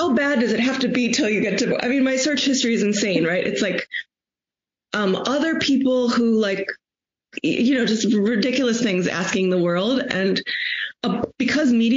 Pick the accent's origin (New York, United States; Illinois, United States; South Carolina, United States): Illinois, United States; Chicago; I'm from Chicago